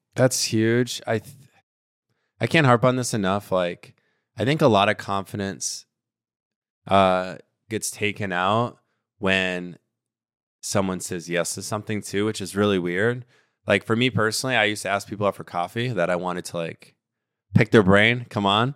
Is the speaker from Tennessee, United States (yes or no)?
no; Miami, Florida, United States; I'm from Miami